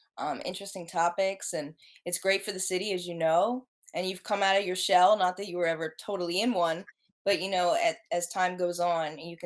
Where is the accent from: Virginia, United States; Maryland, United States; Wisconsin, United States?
Maryland, United States; Baltimore County; I'm from Baltimore area. I've lived in a bunch of areas. Throughout the Baltimore area. I grew up in, I guess, Baltimore County.